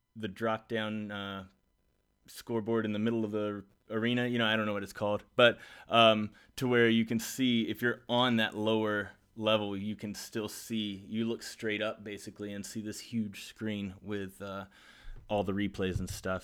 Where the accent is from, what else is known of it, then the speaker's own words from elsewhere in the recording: South Carolina, United States; I'm from South Carolina